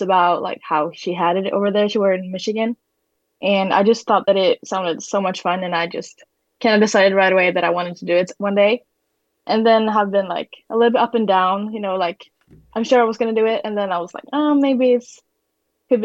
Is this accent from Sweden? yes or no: yes; Karlstad, Värmland, Sweden; moved away as an adult; now in Moses Lake, United States; I'm from Sweden. I'm from like a middle-sized town called Karlstad, which is like 3 hours from Stockholm, kind of, pretty close to the Norwegian border